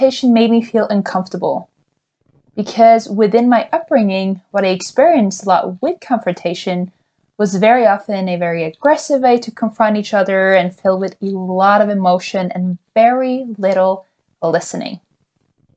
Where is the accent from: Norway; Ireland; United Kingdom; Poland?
Norway; a privileged white female growing up in Norway.